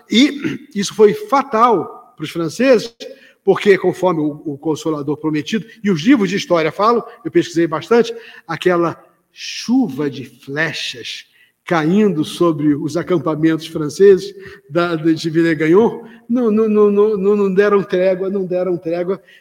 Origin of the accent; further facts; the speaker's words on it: Rio de Janeiro, Brazil; eu sou carioca